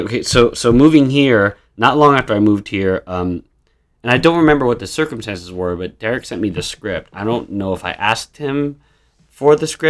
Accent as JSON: {"language": "English", "area": "Long Island", "region": "New York", "country": "United States", "tie": "born or raised there", "also_born_or_lived": "Queens / Brooklyn", "moved": "as an adult", "said": "I grew up in Long Island."}